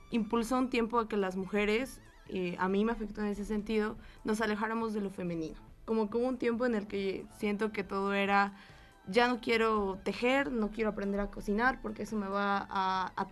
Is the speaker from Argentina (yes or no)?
no; Mexico; no soy solamente mujer, soy mujer mexicana